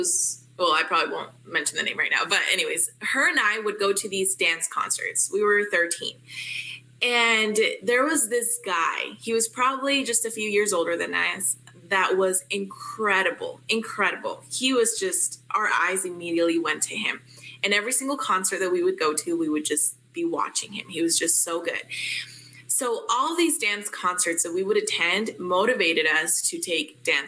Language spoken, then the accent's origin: English; Utah, United States; I am from Utah